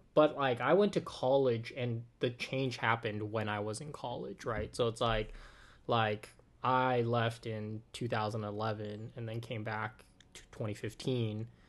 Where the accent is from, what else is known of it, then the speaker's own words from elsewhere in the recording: Oakland, California, United States; I'm from Oakland